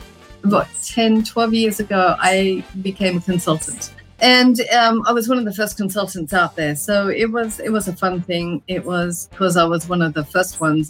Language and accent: English; Australia; moved away; in Australia, I'm Australian